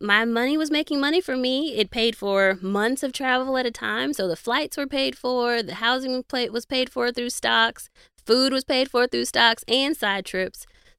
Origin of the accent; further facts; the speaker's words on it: Nigeria; I'm Nigerian.